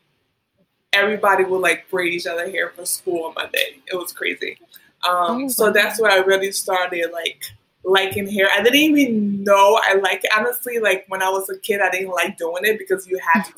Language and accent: English; Liberia; also born or lived in United States; now in New York, United States; So I grew up, I was born in America, but I grew up in Liberia